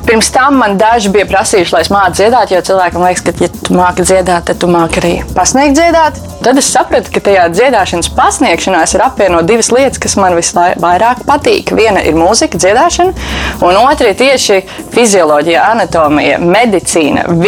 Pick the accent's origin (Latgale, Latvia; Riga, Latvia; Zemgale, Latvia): Zemgale, Latvia; Jelgava; nāku es pirmkārt no Jelgavas. Uh, maza ciematiņa dalba, kas ir netālu no turienes. Mācījos Jelgavas 4. vidusskolā.